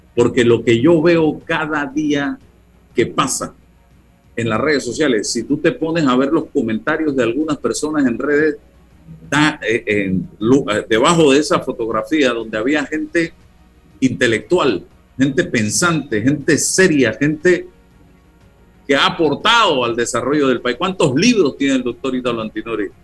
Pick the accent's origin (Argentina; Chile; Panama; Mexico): Panama; soy panameño, soy ciudadano, soy periodista